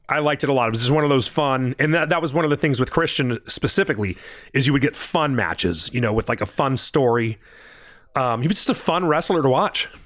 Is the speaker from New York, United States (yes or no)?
no; California, United States; I'm from California